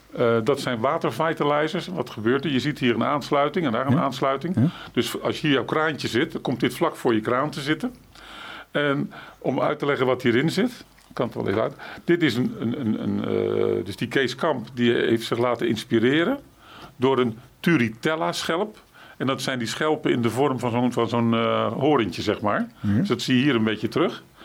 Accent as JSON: {"language": "Dutch", "town": "Rotterdam", "region": "South Holland", "country": "Netherlands", "tie": "born or raised there", "said": "ik ben natuurlijk van Rotterdam, van huis uit een Rotterdammer"}